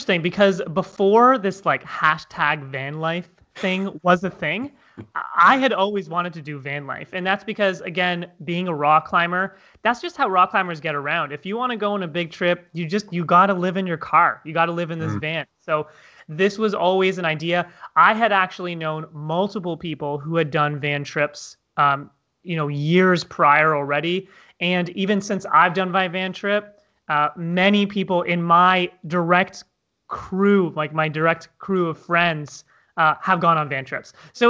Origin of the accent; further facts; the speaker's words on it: Toronto, Ontario, Canada; I'm originally from Toronto, Canada.